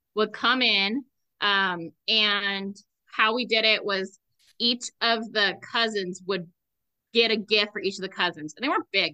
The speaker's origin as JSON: {"language": "English", "region": "Southern California", "country": "United States", "tie": "born or raised there", "moved": "yes", "said": "we're from Southern California"}